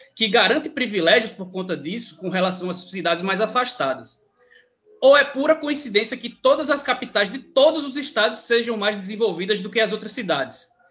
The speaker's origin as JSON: {"language": "Portuguese", "town": "João Pessoa", "region": "Paraíba", "country": "Brazil", "tie": "born or raised there", "said": "eu sou nascido e criado em João Pessoa"}